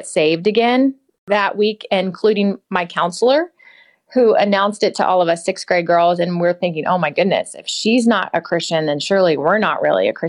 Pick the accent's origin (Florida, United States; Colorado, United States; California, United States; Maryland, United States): Florida, United States; St. Petersburg; I grew up in Florida, in St. Petersburg